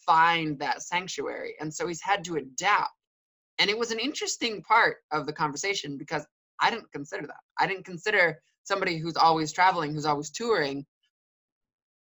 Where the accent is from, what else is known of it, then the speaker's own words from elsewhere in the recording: Detroit, Michigan, United States; I grew up in Detroit